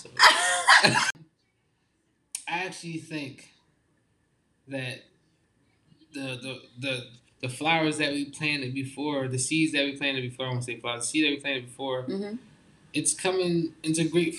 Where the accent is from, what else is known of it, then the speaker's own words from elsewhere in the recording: Philadelphia, Pennsylvania, United States; I'm from Philly